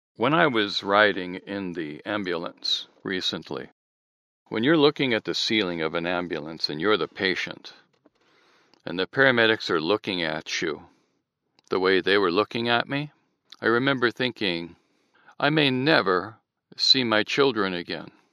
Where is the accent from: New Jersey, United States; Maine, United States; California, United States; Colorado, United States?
California, United States; Southern; also born or lived in Michigan; I'm now in Southern California. I've been here since I was eight